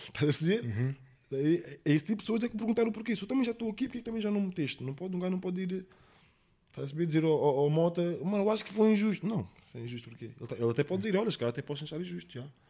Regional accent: England, United Kingdom; now in Monte da Caparica, Portugal; eu cresci na Inglaterra

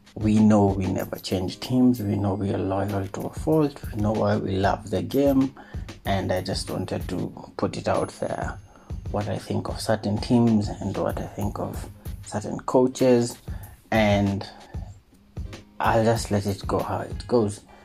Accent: Kenya; also born or lived in Nairobi; as a Kenyan.

